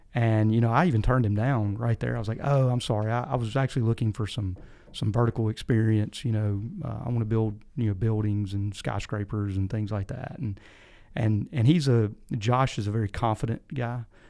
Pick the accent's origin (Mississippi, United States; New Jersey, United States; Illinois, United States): Mississippi, United States; Picayune; moved away as an adult; now in Tennessee, United States; I grew up in South Mississippi, a little town called Picayune